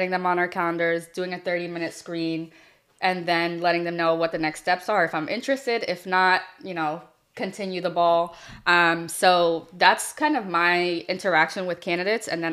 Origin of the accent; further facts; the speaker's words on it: Boston, Massachusetts, United States; I'm from the Rosendale area